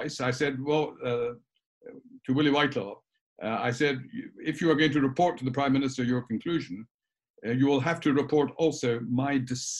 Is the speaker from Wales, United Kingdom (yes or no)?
no; Edinburgh, Scotland, United Kingdom; Edinburgh's my home. That's where I was at school and Edinburgh University